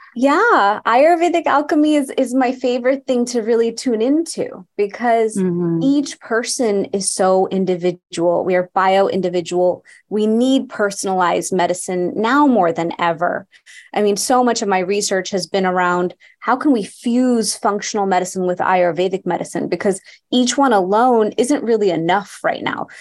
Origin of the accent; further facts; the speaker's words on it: Houston, Texas, United States; I grew up in Houston, Texas, to an Indian family, and we'd go to India every single year